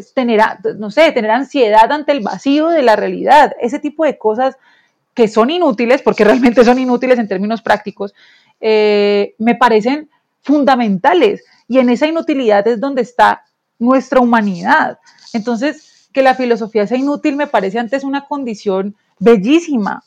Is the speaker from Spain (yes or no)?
no; Colombia